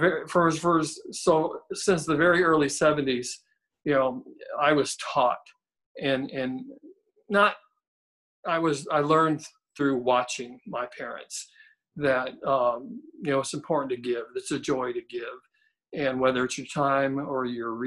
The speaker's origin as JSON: {"language": "English", "town": "Kenosha", "region": "Wisconsin", "country": "United States", "tie": "born or raised there", "moved": "yes", "lives_now": "Athens, United States", "said": "I grew up in Wisconsin. A city called Kenosha, and very proud"}